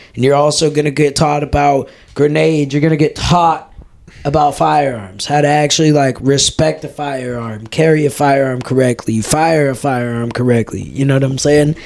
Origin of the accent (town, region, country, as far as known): United States